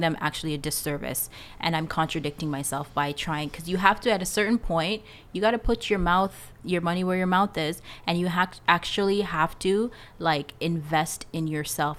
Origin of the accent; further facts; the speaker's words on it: Canada; also born or lived in Jamaica; I'm Jamaican. Um, I came to Canada when I was seven years old